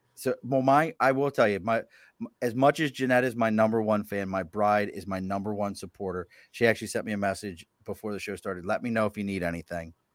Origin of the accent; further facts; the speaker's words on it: Baltimore, Maryland, United States; moved away; also born or lived in Philadelphia; Growing up in Baltimore